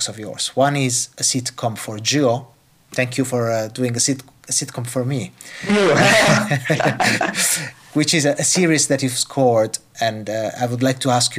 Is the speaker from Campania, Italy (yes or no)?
yes; Naples, Campania, Italy; now in London, United Kingdom; I come from Napoli